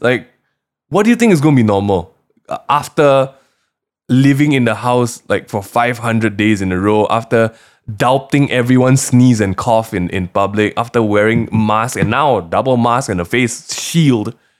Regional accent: Malaysia; as a Malaysian

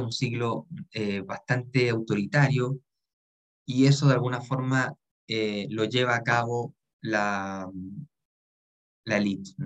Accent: Chile

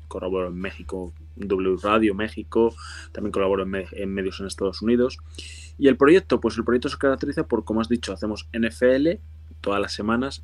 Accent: Spain

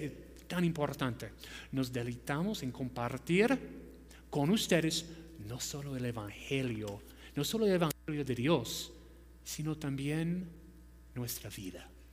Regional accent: United States; Spanish is a second language; moved away as an adult; now in Peru; no soy peruano, soy ah, de los Estados Unidos

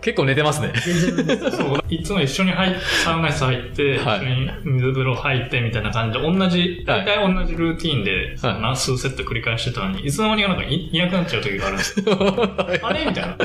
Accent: Ishikawa, Japan; moved away; 僕、地元が石川県なんですけど

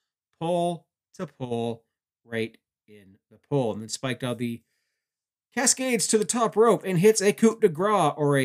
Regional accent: Canada; being Canadian, I would cover for most of my fellow countrymen

